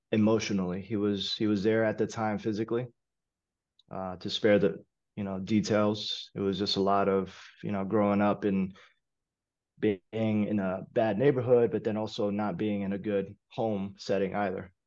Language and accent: English; New York City, New York, United States; I was born and raised in East Harlem. Lived there my whole entire life